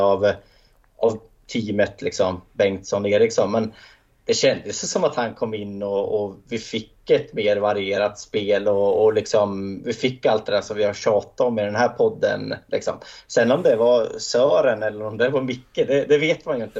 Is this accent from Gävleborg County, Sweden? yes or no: yes; Hälsingland, Gävleborg County, Sweden; Jag som hälsing